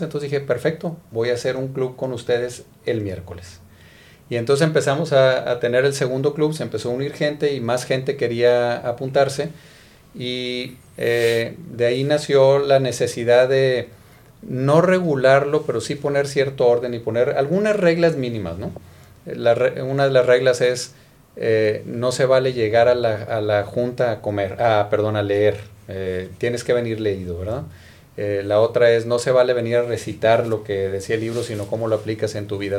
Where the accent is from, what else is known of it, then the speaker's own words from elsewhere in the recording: Monterrey, Nuevo León, Mexico; soy originario de Monterrey